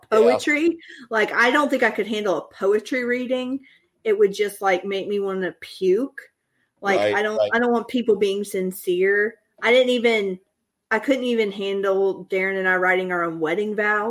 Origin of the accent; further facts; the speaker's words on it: the South, United States; accent: Southern; I'm Southern